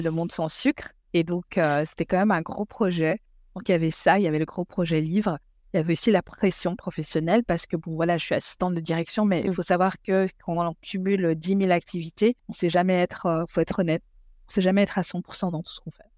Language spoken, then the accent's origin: French; Belgium; moved away as an adult; also born or lived in Congo; now in England, United Kingdom; je suis belge. Je vis en Angleterre euh, depuis presque dix ans